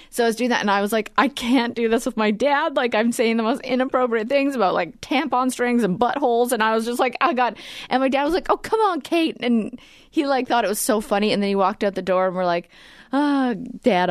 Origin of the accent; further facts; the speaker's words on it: Edmonton, Alberta, Canada; we're from, uh, Edmonton.